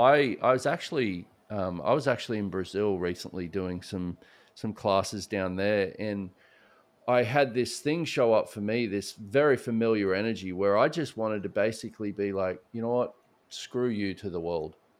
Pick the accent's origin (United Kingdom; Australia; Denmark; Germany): Australia; moved away as an adult; now in Houston, United States; I grew up in Australia